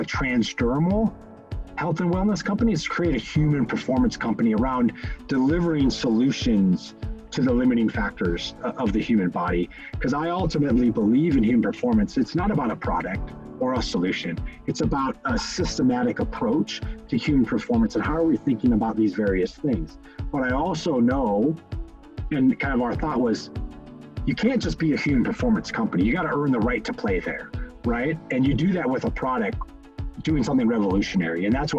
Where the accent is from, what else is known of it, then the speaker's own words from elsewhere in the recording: Fort Collins, Colorado, United States; also born or lived in Midwest; Oh, I grew up all over the place, honestly. Midwest boy, kind of through and through. My dad was in corporate America, and we moved around a bunch until ultimately like fifth grade. And fifth grade landed in Fort Collins, Colorado, stayed there through high sch